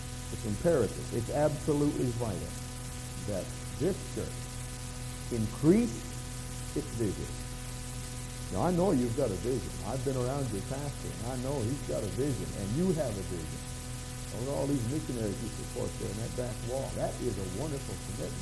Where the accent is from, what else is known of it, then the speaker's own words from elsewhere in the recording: New Brunswick, Canada; I'm from New Brunswick, right next door.